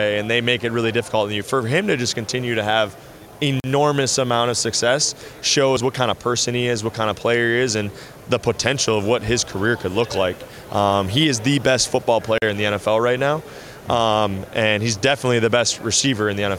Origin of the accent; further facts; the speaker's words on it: Minnesota, United States; I'm from Minnesota. I grew up a Vikings fan